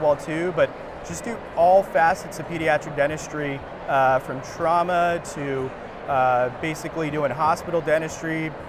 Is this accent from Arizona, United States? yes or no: yes; Phoenix, Arizona, United States; I'm from Phoenix, Arizona. Grew up in the East Valley